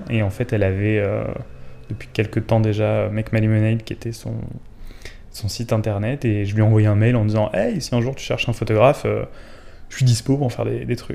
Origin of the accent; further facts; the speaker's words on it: the South, southern France, France; en tant que sudiste